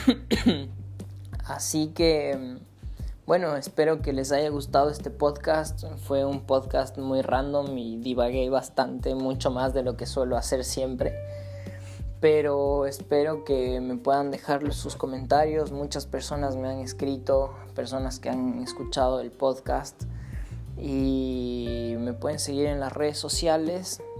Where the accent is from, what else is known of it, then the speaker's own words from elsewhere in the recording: Ecuador; moved away as an adult; regresar a mi país natal, a Ecuador